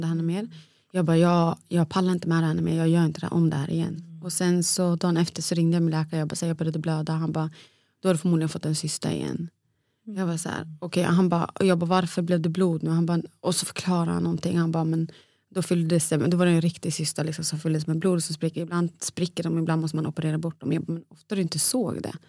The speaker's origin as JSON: {"language": "Swedish", "country": "Sweden", "also_born_or_lived": "Borås", "moved": "as an adult", "lives_now": "Stockholm, Sweden", "said": "den spralliga tjejen från Borlänge"}